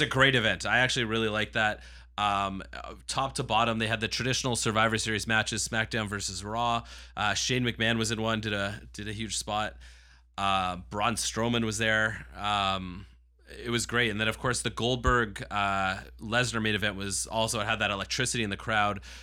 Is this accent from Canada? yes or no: yes; Toronto, Ontario, Canada; growing up in this market